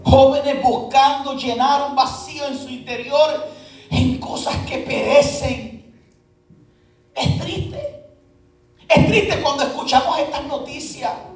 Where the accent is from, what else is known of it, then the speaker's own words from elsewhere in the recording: Puerto Rico; moved away; yo soy puertorriqueño